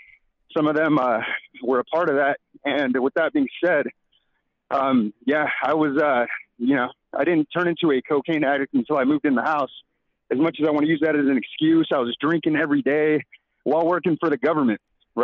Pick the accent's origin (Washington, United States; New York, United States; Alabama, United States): Washington, United States; Tri-Cities; I'm from Tri-Cities, Washington, from Pasco, Kennewick, Richland.